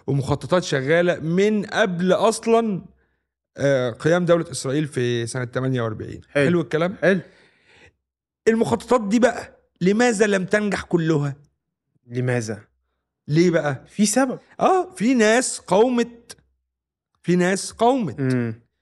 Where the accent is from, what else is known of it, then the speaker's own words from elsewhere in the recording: Egypt; والحاجات الجميله اللي اتربينا عليها في مصر دي هي دي